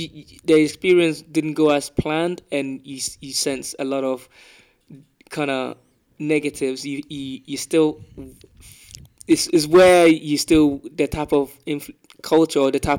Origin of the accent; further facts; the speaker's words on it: London, United Kingdom; also born or lived in Africa; I'm from Peckham